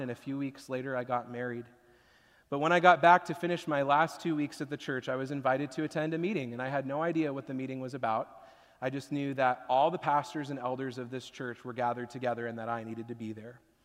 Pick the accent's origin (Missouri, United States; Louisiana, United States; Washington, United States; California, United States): Washington, United States; growing up in Washington, I haven't lived through a tornado before